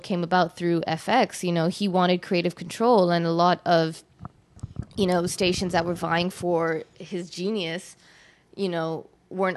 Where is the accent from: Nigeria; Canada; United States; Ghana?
Canada; also born or lived in London, United Kingdom / Mauritius (ancestry); I was born in the UK and then raised in Canada.